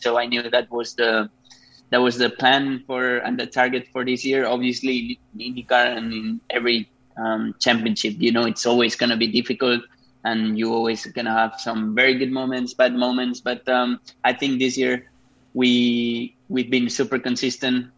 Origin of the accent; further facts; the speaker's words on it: Spain; moved away as an adult; also born or lived in Japan; I'm from Spain. I started racing there